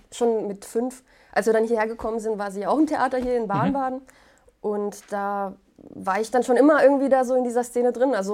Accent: Poland; German is a second language; ich komme ja aus Polen. Ich, wir sind dort ähm, in so einem Viertel gewesen, wo ganz viele Schauspieler gelebt haben.

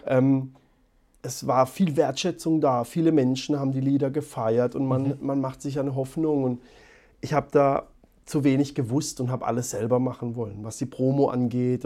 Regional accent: Baden-Württemberg, Germany; accent: Baden dialect (Badisch); unser Dialekt

